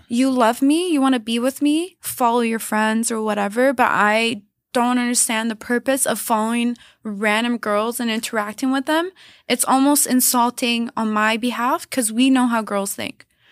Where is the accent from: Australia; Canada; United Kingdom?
Canada; also born or lived in Los Angeles, United States; I would come back to Montreal 'cause you can't stay as a Canadian six months